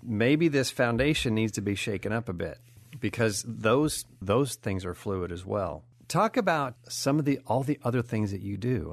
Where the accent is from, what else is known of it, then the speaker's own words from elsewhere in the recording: California, United States; growing up in California